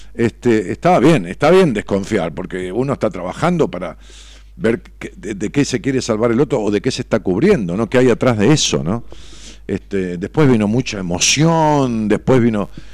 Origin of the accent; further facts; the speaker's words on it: Ramos Mejía, Buenos Aires Province, Argentina; para mi pueblo, para Roma Mejía, lo que, lo que fue mi pueblo toda la vida